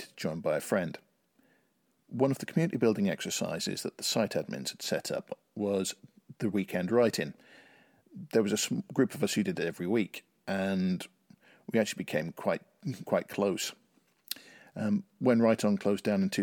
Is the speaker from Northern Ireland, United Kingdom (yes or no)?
yes; Belfast, Northern Ireland, United Kingdom; moved away as an adult; now in East Midlands, United Kingdom; I'm originally from Ireland. I was born in Belfast, but I left there almost 30